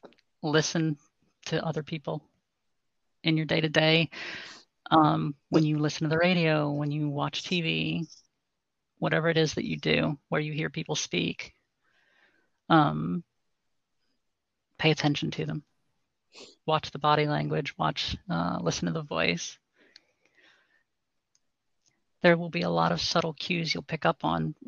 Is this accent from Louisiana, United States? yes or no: yes; New Orleans, Louisiana, United States; I'm from basically the New Orleans area